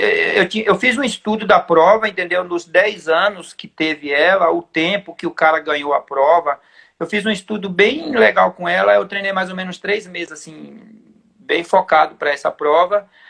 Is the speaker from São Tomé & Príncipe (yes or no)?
no; São Paulo, Brazil; Eu falei, não, mas eu sou de lá